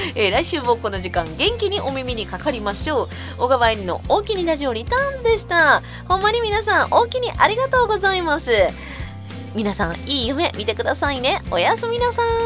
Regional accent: Osaka, Japan; 大阪人やからさ

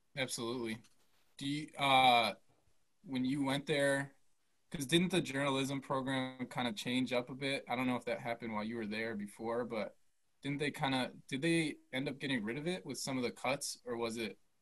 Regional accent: Milwaukee, Wisconsin, United States; born and raised in Milwaukee, and then yeah, went to school here.

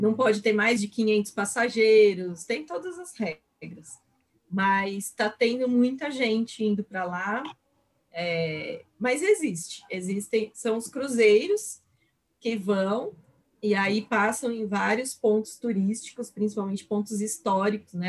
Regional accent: Brazil; moved away as an adult; also born or lived in Barcelona; eu sou do Brasil, saí do Brasil com uma bolsa

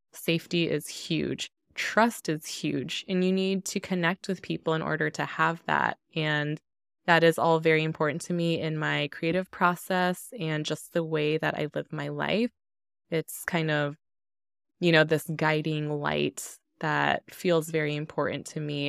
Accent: Denver, Colorado, United States; growing up in Denver, my neighborhood and my schools were all largely Hispanic

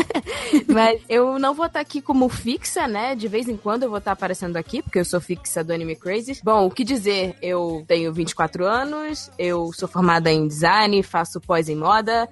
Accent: São Paulo, Brazil; Eu sou de São Paulo, capital, tenho trinta e cinco anos

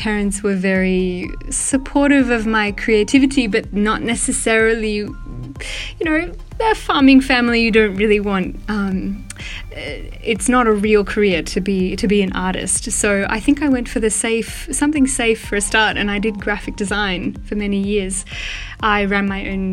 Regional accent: Australia; also born or lived in Melbourne; I am Australian and I was born and raised in a very, what would be considered by most as a really remote community on a farm out in like, not outback, but like the bush, the Australian bush

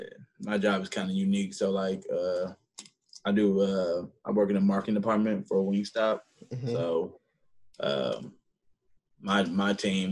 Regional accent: Houston, Texas, United States; now in Dallas, United States; Houston, Southwest.

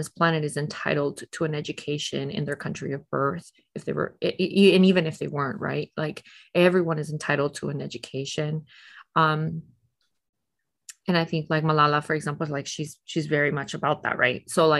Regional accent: Tijuana, Baja California, Mexico; I have not been very outspoken about the fact that I grew up living in Tijuana because of that kind of pushback.

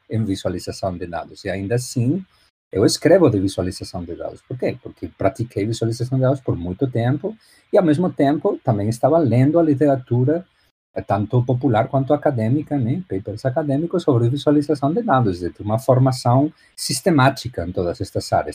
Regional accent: A Coruña, Galicia, Spain; Portuguese is a second language; moved away as an adult; now in Miami, United States; Eu sou espanhol, nasci na Espanha, na, na Galícia

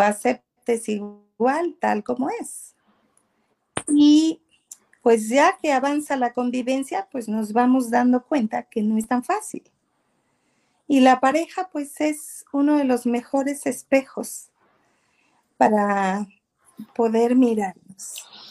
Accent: southern Veracruz, Mexico; soy del sur de Veracruz, crecí con mi madre

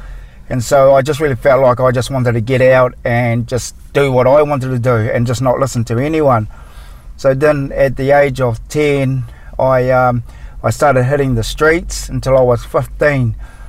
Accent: Napier, Hawke's Bay, New Zealand; All this happened in New Zealand, where I'm from. I'm actually from Napier, in Hastings. There's 16 of us. I'm the youngest out of the lot.

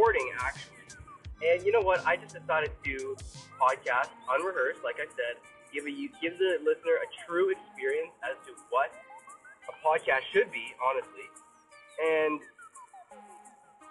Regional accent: Toronto, Ontario, Canada; I'm from Toronto, Ontario, Canada. So proud to be from here

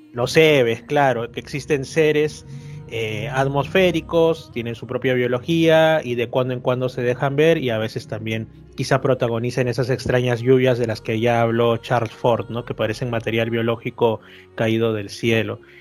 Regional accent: Lima, Peru; yo soy de Lima, yo como digo, yo he vivido toda mi vida en Lima

